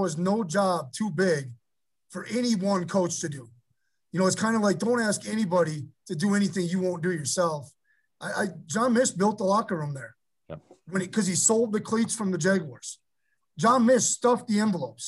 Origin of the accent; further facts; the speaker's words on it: Iola, Wisconsin, United States; I'm from Iola, Wisconsin, small town there in central Wisconsin